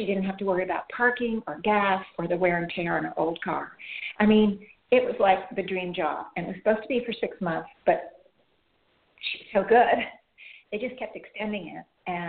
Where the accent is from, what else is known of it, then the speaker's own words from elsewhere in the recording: Iran; Because I grew up in Iran, I think she said, and I was there when Iran was being bombed, and I was a young girl.